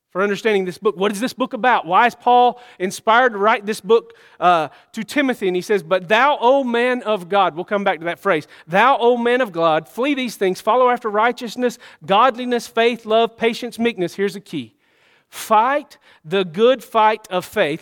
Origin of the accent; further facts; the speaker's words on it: Georgia, United States; I was born in Georgia. I was born in Georgia. I'm a Georgia boy